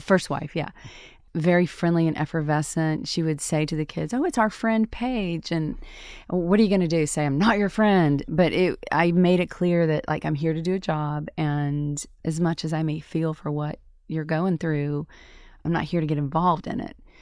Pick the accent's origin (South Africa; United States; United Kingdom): United States; Tupelo, Mississippi; moved away as an adult; my hometown of Tupelo, Mississippi